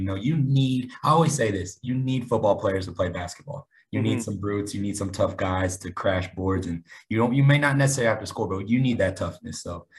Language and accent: English; Kansas, United States; moved away as an adult; now in Dumas, United States; I'm from Kansas. I've made my way down to the Panhandle of Texas.